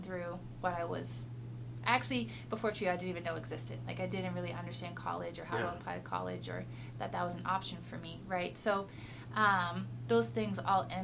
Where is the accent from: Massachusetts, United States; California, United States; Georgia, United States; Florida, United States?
Massachusetts, United States; Lowell; moved away as an adult; now in Colorado, United States; I grew up in Massachusetts, about 30 minutes outside of Boston, in Lowell, Massachusetts